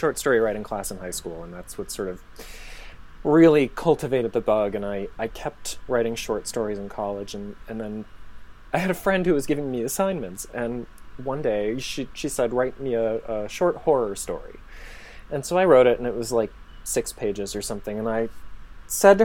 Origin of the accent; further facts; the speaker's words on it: Michigan, United States; also born or lived in Los Angeles / Finland; now in Chicago, United States; I grew up in Michigan.